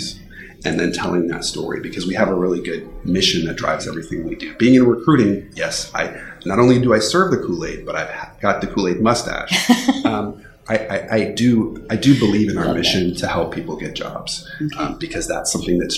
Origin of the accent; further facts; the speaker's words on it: Texas, United States; also born or lived in Bay Area, California; I am born and bred in Texas. I've spent my whole life in Texas, except for 1 year that I spent in the Bay Area.